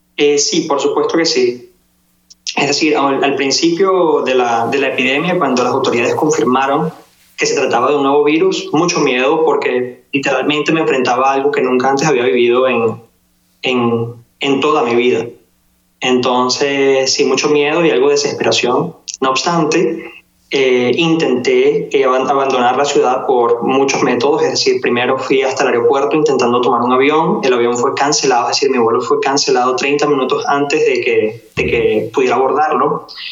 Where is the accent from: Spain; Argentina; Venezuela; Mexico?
Venezuela; now in Wuhan, China; En Wuhan somos seis venezolanos